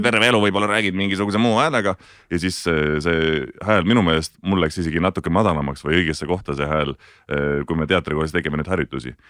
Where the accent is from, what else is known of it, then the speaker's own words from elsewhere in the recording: Tartu, Tartu County, Estonia; moved away; elasin Tartus, hästi pikalt elasin Tartus, käisin Tartu Kunstigümnaasiumis